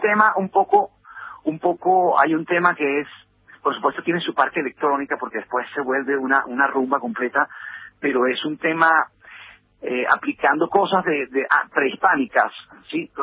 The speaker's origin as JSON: {"language": "Spanish", "country": "Colombia"}